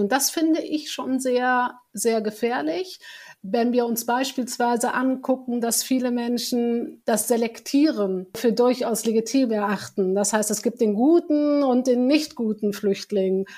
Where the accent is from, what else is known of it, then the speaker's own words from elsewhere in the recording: Germany; bin deutsch, ich bin hier geboren, ich bin auch marokkanisch